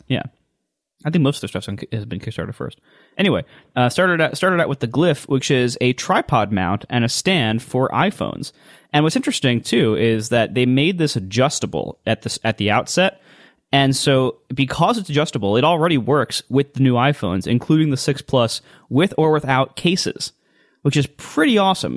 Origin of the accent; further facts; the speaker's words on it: Ohio, United States; I'm from Ohio.